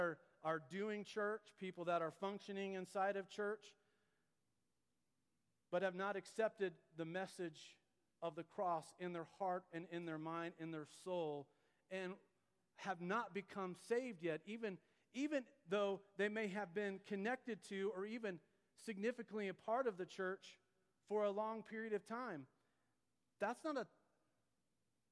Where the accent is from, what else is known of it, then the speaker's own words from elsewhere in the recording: United States; we Americans